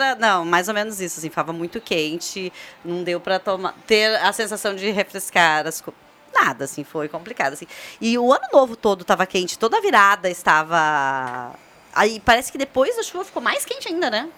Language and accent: Portuguese; Brazil; a gente, enquanto brasileiros